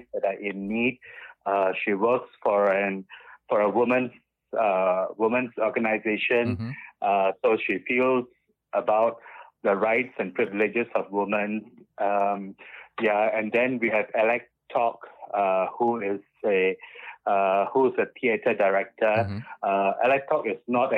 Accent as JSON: {"language": "English", "country": "Singapore", "tie": "born or raised there", "also_born_or_lived": "Bukit Batok", "said": "In my younger days, I grew up, when I was in secondary school, I grew up in Clementi Avenue 2"}